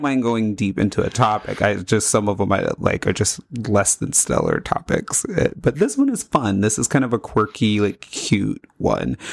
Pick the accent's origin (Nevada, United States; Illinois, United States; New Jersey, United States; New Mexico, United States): Nevada, United States; Las Vegas; also born or lived in Florida; I grew up in Las Vegas